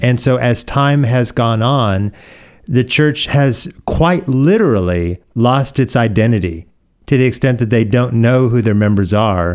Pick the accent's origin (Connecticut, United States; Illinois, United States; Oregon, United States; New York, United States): Oregon, United States; born or raised there; moved away; also born or lived in Hawaii